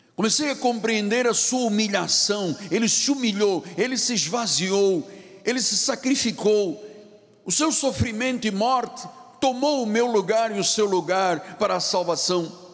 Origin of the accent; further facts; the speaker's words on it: Luanda, Luanda Province, Angola; moved away; lá no meu país onde eu nasci, em Angola e Luanda.